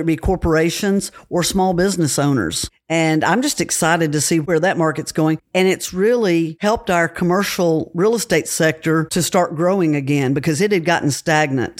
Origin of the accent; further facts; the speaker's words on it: Cookeville, Tennessee, United States; I was born and raised in Cookville